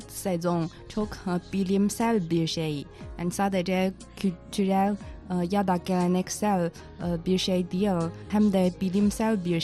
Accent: Tianjin, China; Turkish is a second language; Mesela ben Tianjinliyim

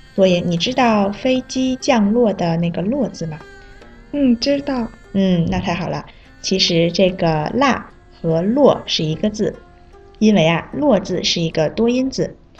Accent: South Korea; Chinese is a second language; 我是来自韩国的

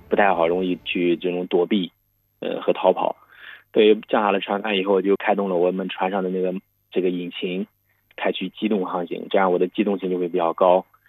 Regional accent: China; 我们中国人

